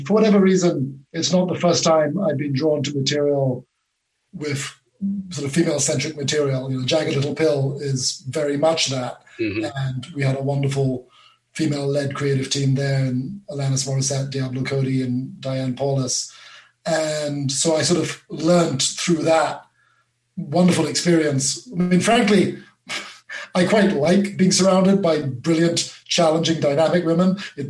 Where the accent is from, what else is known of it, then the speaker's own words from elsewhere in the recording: Malaysia; also born or lived in Singapore / England; now in United States; I'm an immigrant, I'm a serial immigrant. I grew up in Malaysia and Singapore. I immigrated to England, and 10 years ago, I immigrated again to America, and I only became American last month.